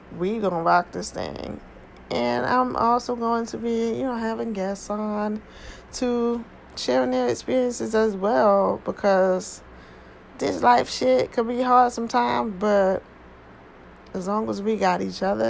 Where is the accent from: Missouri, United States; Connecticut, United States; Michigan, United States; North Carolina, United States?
Connecticut, United States; New Haven; born and raised in New Haven, Connecticut